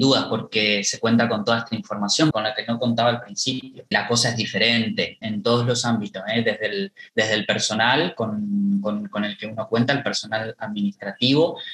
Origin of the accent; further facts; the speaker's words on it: Esquina, Corrientes, Argentina; poder trabajar en, mi ciudad natal. Yo nací acá, en Esquina